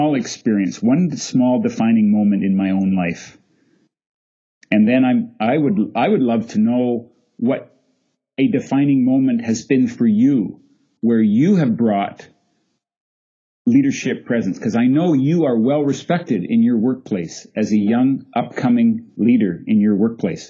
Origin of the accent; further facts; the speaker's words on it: Canada; I'm a Canadian after all, and we like polite up here